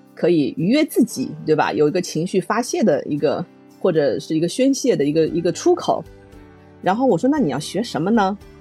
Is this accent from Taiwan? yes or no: no; Lishui, Zhejiang, China; 我的家乡，就是在浙江丽水这边儿